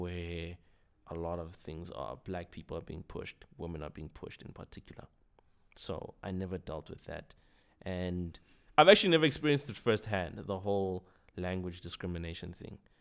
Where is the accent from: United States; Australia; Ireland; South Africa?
South Africa; Pretoria, Gauteng; also born or lived in Cape Town; I grew up in Pretoria.